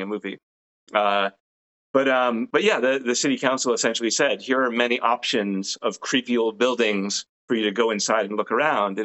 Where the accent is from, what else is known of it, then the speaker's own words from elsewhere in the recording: Rhode Island, United States; When I was growing up in Rhode Island, Crandall House was the name of the place that was creepy.